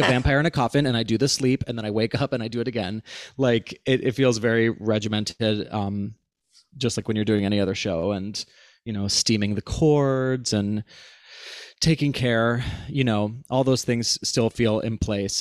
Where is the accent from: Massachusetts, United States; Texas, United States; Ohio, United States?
Ohio, United States; Cleveland; Alex and I grew up together in Cleveland, Ohio